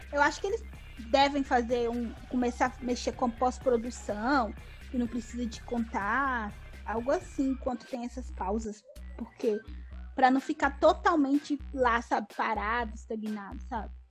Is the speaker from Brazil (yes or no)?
yes; Minas Gerais, Brazil; a gente é mineiro